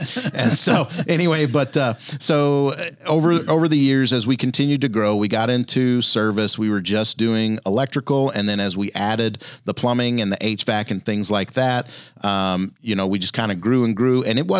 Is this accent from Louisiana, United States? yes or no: yes; Louisiana, United States; I grew up in Louisiana and so spent a lot of time outdoors. We didn't have a ton of money.